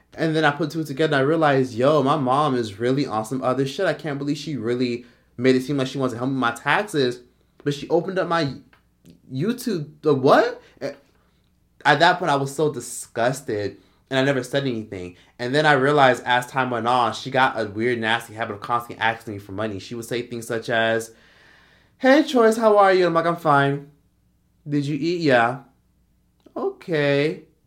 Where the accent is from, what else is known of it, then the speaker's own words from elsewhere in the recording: Miami, Florida, United States; we're all from Miami, we from Miami